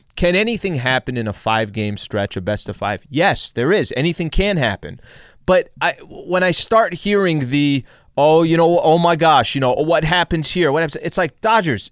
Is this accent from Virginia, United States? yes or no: no; El Cajon, California, United States; I'm from San Diego